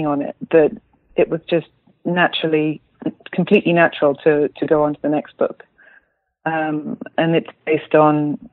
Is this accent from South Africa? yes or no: no; United Kingdom; moved away as an adult; now in Berlin, Germany; I'm a British writer. I live in Berlin